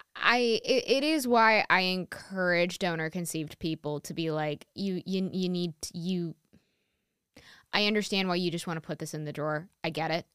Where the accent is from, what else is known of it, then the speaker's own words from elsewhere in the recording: New York, United States; am born and raised in New York and still live in New York